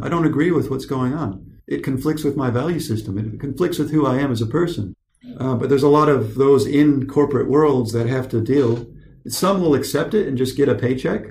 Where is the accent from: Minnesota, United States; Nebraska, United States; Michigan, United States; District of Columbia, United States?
Michigan, United States; also born or lived in California; I left, we left our father behind when I was nine years old. We drive across country to Michigan